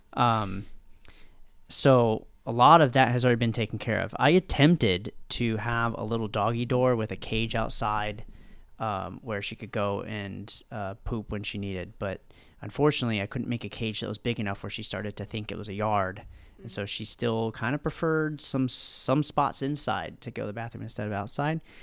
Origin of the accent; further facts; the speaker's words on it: Virginia, United States; moved away as an adult; now in Fort Lauderdale, United States; I'm from Virginia